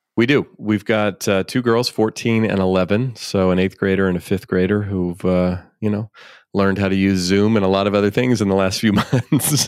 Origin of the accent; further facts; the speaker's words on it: Bay Area, California, United States; I grew up here in the Bay Area